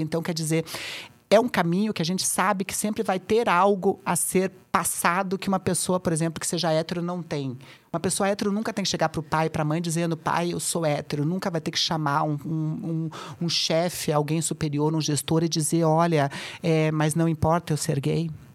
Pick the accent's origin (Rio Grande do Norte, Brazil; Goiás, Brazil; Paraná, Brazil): Paraná, Brazil; Curitiba; moved away as an adult; now in São Paulo, Brazil; em Curitiba, que é onde eu nasci, eu moro agora há oito anos aqui em São Paulo